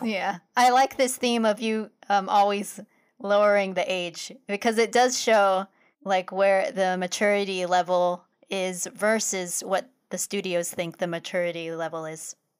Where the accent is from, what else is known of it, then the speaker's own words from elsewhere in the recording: Philippines; us being Filipino